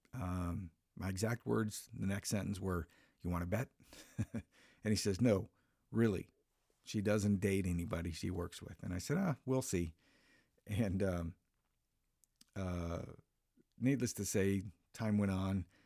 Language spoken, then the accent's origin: English; Minnesota, United States; moved away as an adult; back in my home state uh, of Minnesota, where I'm from.